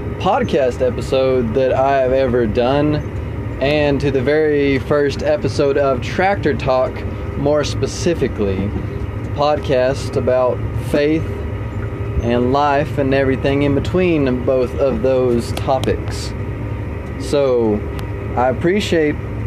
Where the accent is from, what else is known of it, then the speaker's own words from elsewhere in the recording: Lubbock, Texas, United States; also born or lived in Alpine, Texas / Canyon, Texas; I was born in Lubbock, Texas, on April 10th of 2000, and we lived there